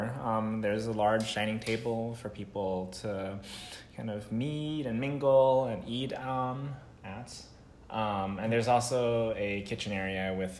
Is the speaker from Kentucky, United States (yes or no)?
no; Los Angeles, California, United States; I grew up in the South Bay area of LA, so I'm LA born and raised, went to school here, and now live here.